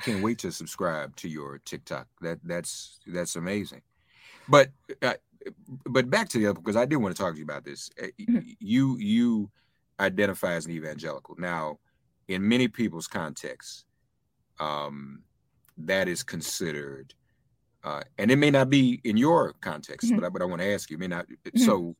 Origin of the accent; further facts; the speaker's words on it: Nashville, Tennessee, United States; The church I grew up in Nashville, I no longer live in Nashville, but one of the blessings of this virtual culture we're in, I'm now able to go to my church I went to as a little boy virtually on Sundays.